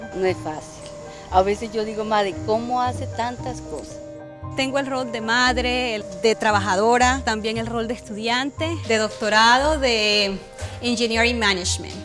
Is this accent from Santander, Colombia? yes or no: yes; Bucaramanga, Santander, Colombia; moved away as an adult; now in United States; Nací en Colombia, en una ciudad que se llama Bucaramanga.